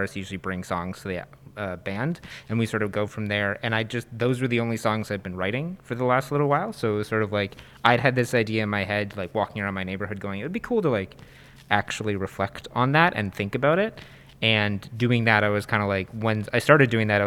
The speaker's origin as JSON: {"language": "English", "town": "Kitchener", "region": "Ontario", "country": "Canada", "tie": "born or raised there", "said": "growing up in Kitchener specifically and like KW generally"}